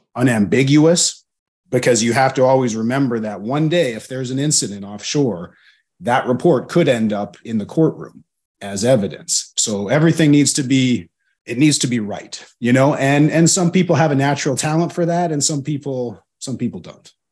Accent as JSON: {"language": "English", "region": "Alberta", "country": "Canada", "moved": "as an adult", "said": "I come from Alberta, which is a landlocked province in Canada"}